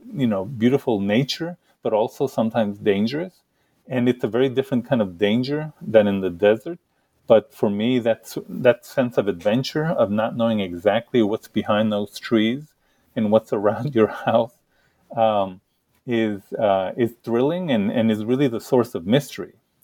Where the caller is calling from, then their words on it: Kent, Connecticut, United States; Right here, where I'm speaking now from Kent, Connecticut, and one of the things I love about Kent is the forest, the bears, the deer, the bobcats